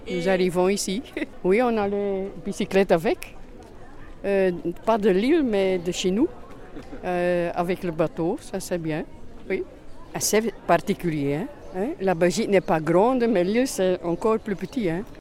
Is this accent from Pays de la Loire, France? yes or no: yes; Pays de la Loire, France; je suis originaire de la Sarthe.